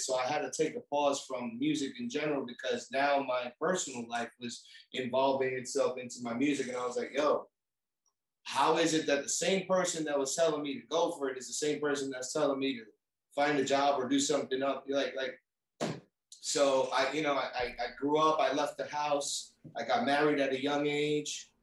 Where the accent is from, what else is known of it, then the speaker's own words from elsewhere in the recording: New York City, New York, United States; now in Florida, United States; I grew up in New York City, uh, raised in uh, raised in Brooklyn, grew up in Queens